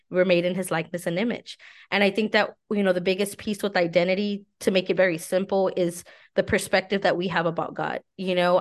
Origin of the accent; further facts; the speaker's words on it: San Antonio, Texas, United States; I'm from San Antonio